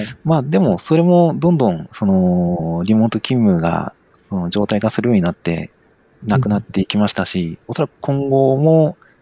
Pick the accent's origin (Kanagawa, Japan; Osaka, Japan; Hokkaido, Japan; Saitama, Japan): Hokkaido, Japan; Sapporo; moved away as an adult; also born or lived in Tokyo; now in Sapporo, Japan; もともとその地元が札幌だったんですが、えー、仕事を始めるタイミングで東京に出て